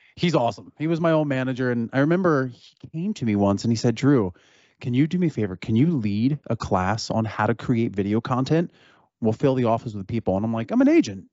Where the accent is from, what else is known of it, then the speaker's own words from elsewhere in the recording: Cherry Hill, New Jersey, United States; I'm from Cherry Hill, New Jersey